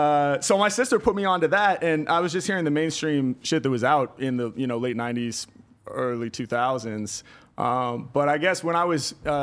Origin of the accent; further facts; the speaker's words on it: Portland, Oregon, United States; moved away as an adult; now in Los Angeles, United States; Yeah, I'm from Portland, Oregon, originally. Born and raised there. And then came down to L.A., in 2008